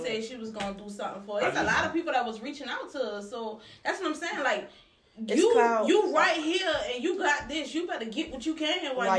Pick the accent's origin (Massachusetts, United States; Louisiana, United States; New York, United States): Louisiana, United States; New Orleans; I ain't from Louisiana. No, I'm not. I'm from New Orleans.